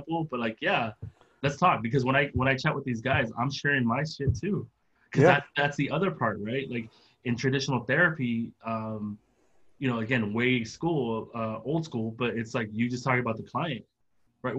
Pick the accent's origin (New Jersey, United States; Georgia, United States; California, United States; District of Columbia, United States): California, United States; San Diego; I grew up in San Diego right by the Tijuana border